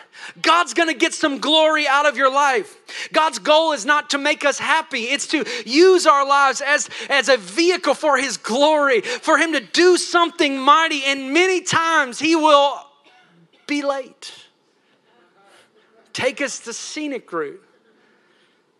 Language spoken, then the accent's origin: English; Tennessee, United States; I'm from Tennessee. They got some hot preaching